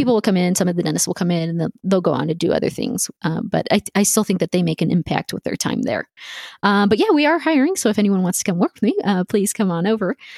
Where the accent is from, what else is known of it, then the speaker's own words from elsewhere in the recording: El Paso, Texas, United States; also born or lived in Houston, Texas; growing up in El Paso, we're, we're a border town